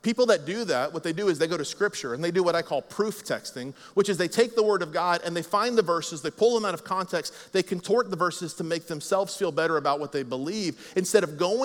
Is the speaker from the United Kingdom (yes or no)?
no; United States; I'm an American, America